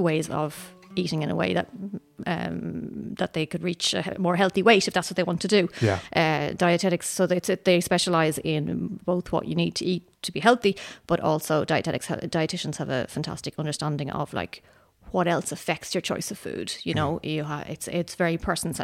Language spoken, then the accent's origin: English; Dublin, Leinster, Ireland; moved away as an adult; now in Sweden; I grew up in Dublin, but I grew up in Dublin to parents who are from Cork